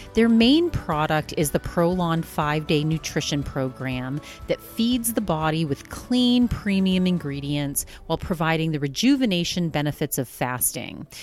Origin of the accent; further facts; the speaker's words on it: East Coast, United States; now in Arizona, United States; we're both from the East Coast